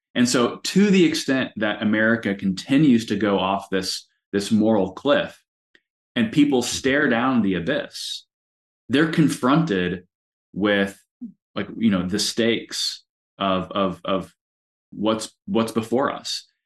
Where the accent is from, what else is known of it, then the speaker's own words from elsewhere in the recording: United States; I am proudly an American.